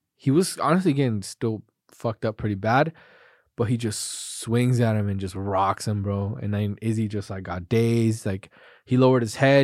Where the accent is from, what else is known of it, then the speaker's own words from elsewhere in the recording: United States; proud to be an American.